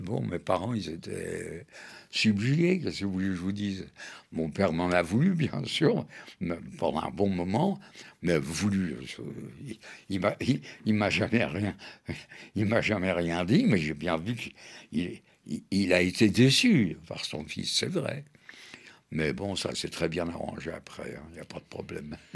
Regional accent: Paris, Île-de-France, France; elle a accouché à Paris à l'hôpital Rothschild. Donc je suis français de naissance, parisien

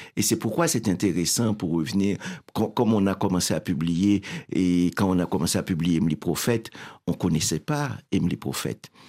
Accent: Haiti; now in Montreal, Canada; je viens d'Haïti

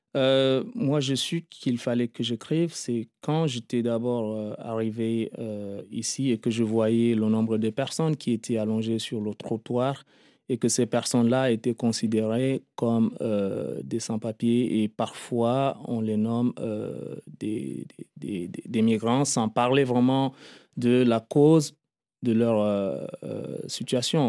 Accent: Lac, Chad; moved away as an adult; also born or lived in Darfur / Libya; now in Paris, France; je me considère quand même un peu tchadien parce que j'ai fait des études là et après, j'ai eu mon enfance là, ma jeunesse.

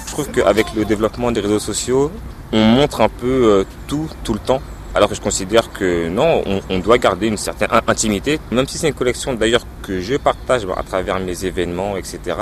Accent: Noisiel, Île-de-France, France; moved away; also born or lived in Basse-Terre, Guadeloupe; Je suis né moi à Bastère en Guadeloupe depuis euh, la maternelle, j'étais en fait à, Noisiel. Et du coup, je voulais vraiment faire quelque chose dans la ville euh, où j'ai grandi

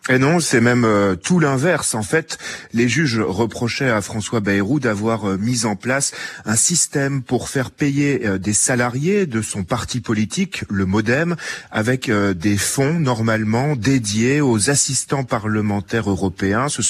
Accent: Senegal; Nous, en tant que Sénégalais, nous sommes actuellement fatigués.

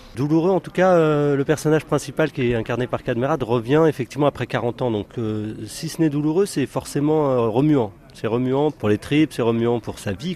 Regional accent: France; je suis pas né en Algérie, je suis né en France

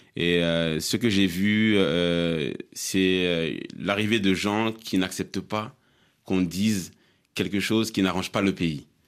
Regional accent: Mali; en tant que Malien

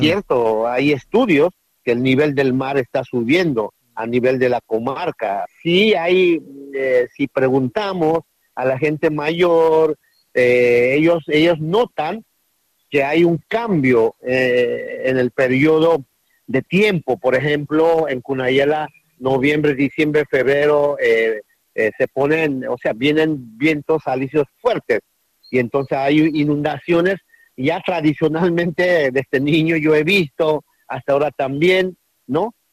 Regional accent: Guna people, Guna Yala, Panama; históricamente el pueblo cuna, no venimos de, de vino, históricamente no, no, no, no, no somos del mar

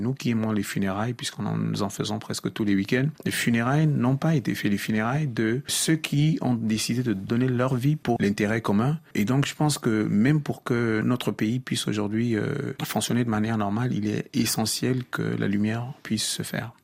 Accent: Cameroon; en tant que Camerounais

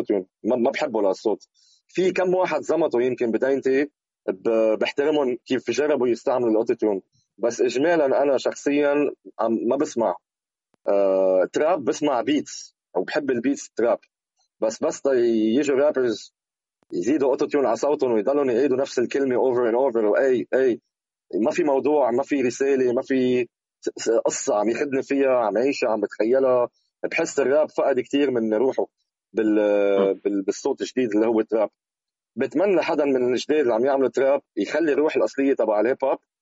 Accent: Lebanon; moved away as an adult; now in Malaysia; اول ما طلعت من لبنان

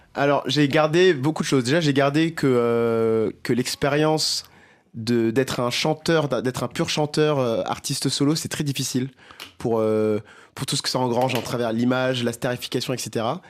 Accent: Mozambique; moved away; Je viens du Mozambique, donc chanter en portugais, chanter en makua

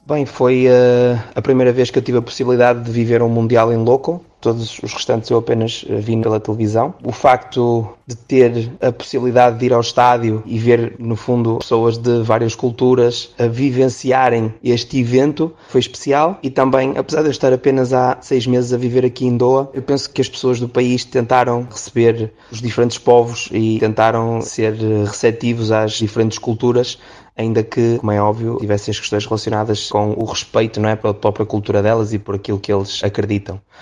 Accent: Portugal; Sendo eu português

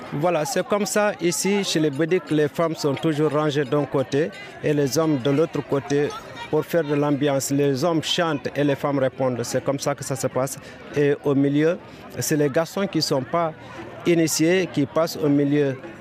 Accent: Ethiouar, Kédougou, Senegal; also born or lived in Indar; on arrive au village de Etuar, c'est mon village natal

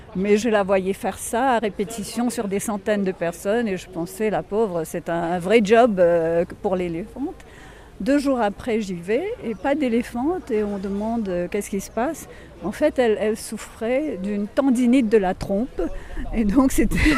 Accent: Mauritius; en tant que mauricienne

